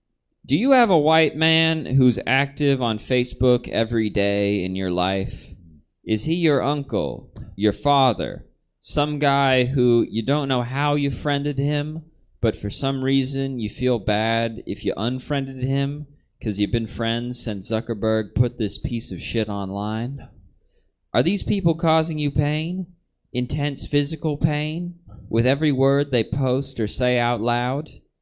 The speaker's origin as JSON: {"language": "English", "region": "Kentucky", "country": "United States", "said": "Listen, I'm from the South."}